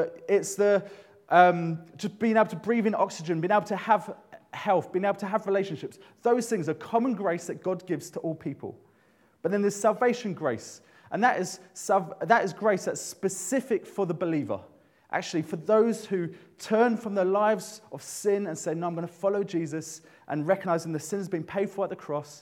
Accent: London, United Kingdom; moved away as an adult; I grew up in London.

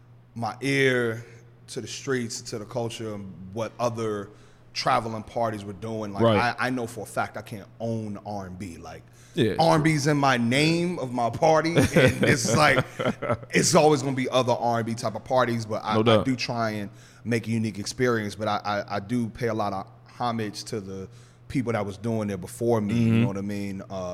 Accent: Chicago, Illinois, United States; now in New York, United States; obviously I'm not from New York, I'm a transplant. Anybody in New York can tell you he ain't from here. People who don't live there say, I sound like I'm from there now. I'm like, come on, I'm not from there. But I knew I had a network in Chicago

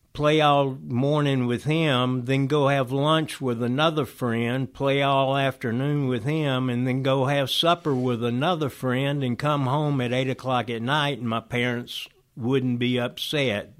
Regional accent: Oxford, Georgia, United States; also born or lived in Griffin, Georgia; we moved when I was one month old to Oxford, Georgia, to the Emory University, uh, Oxford College

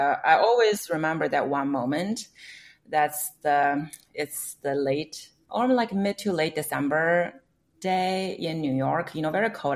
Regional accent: China; moved away as an adult; now in United States; I came from China, so I interned at some of the media mm-hmm. companies back home

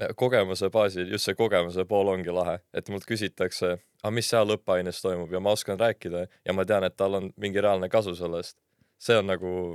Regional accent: Tartu, Tartu County, Estonia; moved away as an adult; now in Tallinn, Estonia; ma olen ise Tartust pärit, lõpetasin seal põhikooli, siis gümnaasiumi

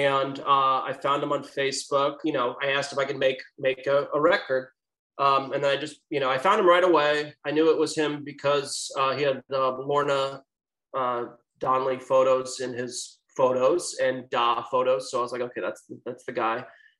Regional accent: St. Louis, Missouri, United States; I'm from St. Louis

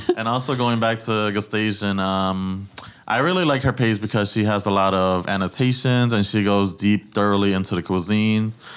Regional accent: New York City, New York, United States; I was born and raised in the Bronx

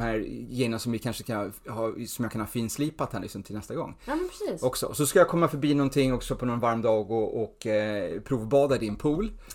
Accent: Stockholm, Stockholm County, Sweden; Alltså jag är uppvuxen i Stureby

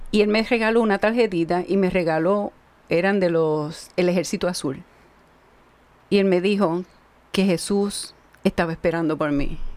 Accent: Ciales, Puerto Rico; soy eh, de tres hermanos, soy la menor, dos hermanos mayores, soy de Ciales, del campo también, que vivimos en el pueblo.

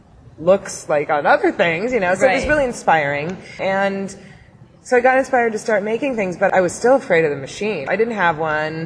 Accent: San Diego, California, United States; I grew up in San Diego.

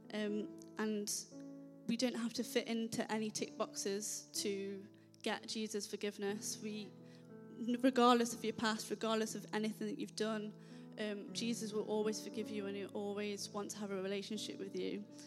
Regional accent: Nottingham, East Midlands, United Kingdom; moved away; I'm originally from Nottingham.

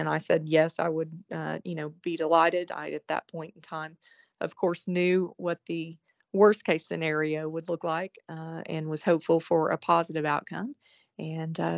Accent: Oklahoma, United States; moved away as an adult; also born or lived in Arkansas / New York / Florida; I grew up in Oklahoma.

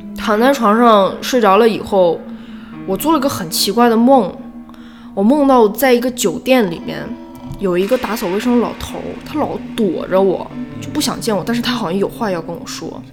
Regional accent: China; 我们中国人

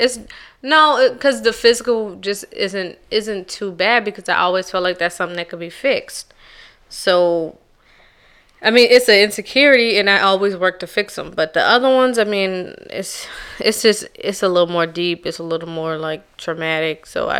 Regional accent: Charleston, South Carolina, United States; Oh, I'm from Charleston, South Carolina. And Charleston, South Carolina is a little different because it's not like a regular South Carolina accent

